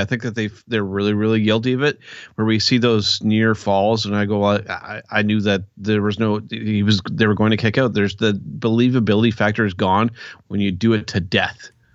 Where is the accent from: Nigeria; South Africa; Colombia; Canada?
Canada; I'm Canadian